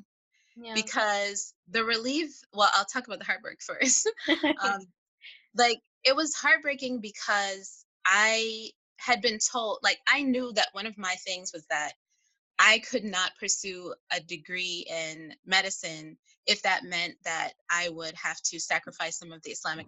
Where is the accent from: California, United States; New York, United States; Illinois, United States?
Illinois, United States; Chicago; I'm from Chicago